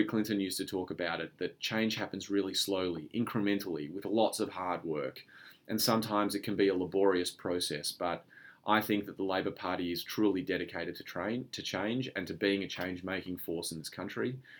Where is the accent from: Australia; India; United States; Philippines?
Australia; we're all Australian